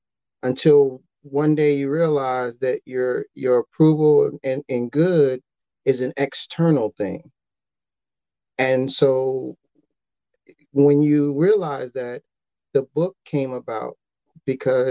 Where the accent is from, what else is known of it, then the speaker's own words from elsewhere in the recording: Chicago, Illinois, United States; I'm from Chicago